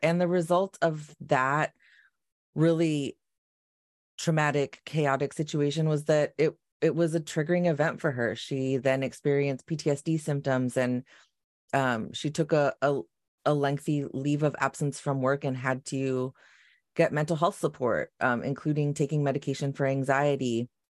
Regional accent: Long Beach, California, United States; I grew up in North Long Beach

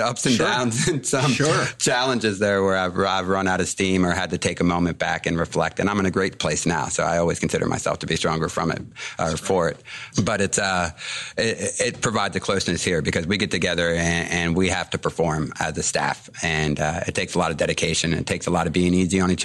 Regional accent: Cape St. Claire, Maryland, United States; also born or lived in Boulder, Colorado; born and raised in Cape St. Clair

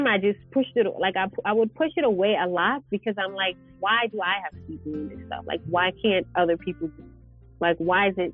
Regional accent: New York, United States; moved away as an adult; now in Johannesburg, South Africa; I grew up in New York

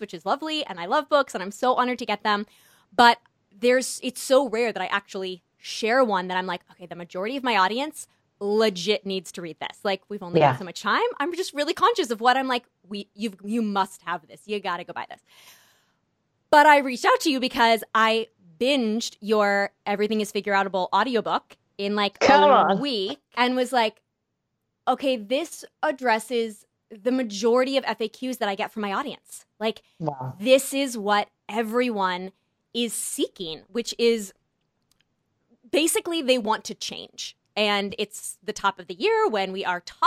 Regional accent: California, United States; moved away; I grew up in California my whole life

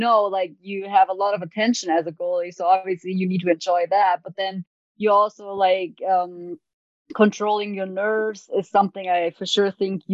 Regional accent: Germany; English is a second language; also born or lived in Duluth, Minnesota; Played hockey growing up in Germany, youth hockey all the way to like a men's team

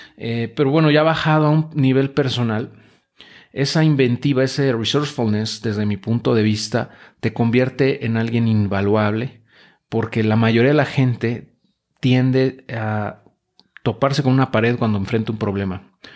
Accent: Mexico; nos caracteriza como mexicanos, como latinoamericanos

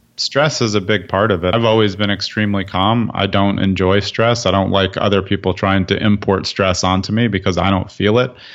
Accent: New York City, New York, United States; moved away as an adult; now in New Jersey, United States; I grew up in Brooklyn, so I was used to city-type living

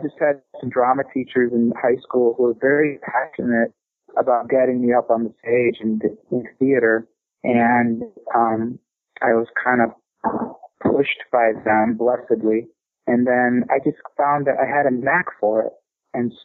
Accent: Detroit, Michigan, United States; also born or lived in Warren, Michigan; I grew up in Detroit, in South Detroit

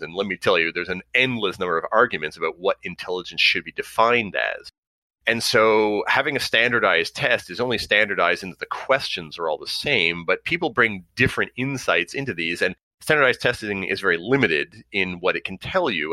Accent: Montreal, Quebec, Canada; I grew up on the West Island.

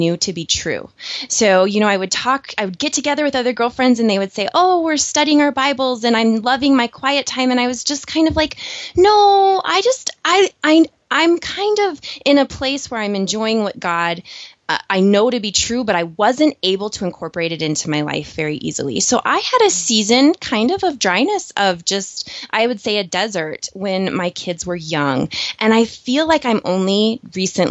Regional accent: South Dakota, United States; I am a South Dakota girl, so I was raised in the Midwest

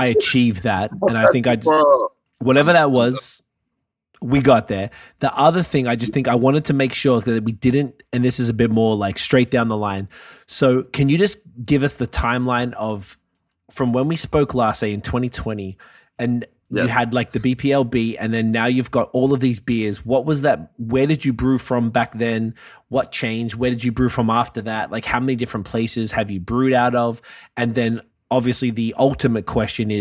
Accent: Canada; I'm Canadian

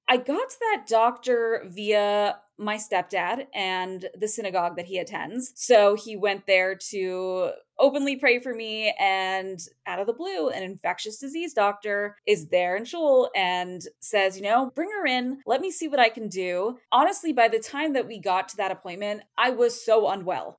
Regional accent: Portland, Oregon, United States; I am from the Portland, Oregon metro area.

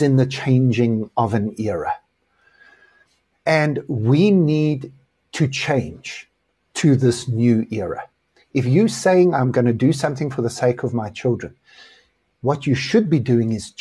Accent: South Africa; I am South African, which I am

